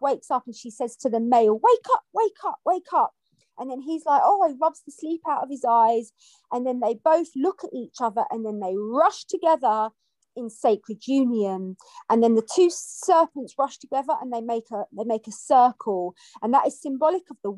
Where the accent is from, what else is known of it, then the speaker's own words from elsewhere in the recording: London, United Kingdom; I grew up in London, and I went to a Catholic school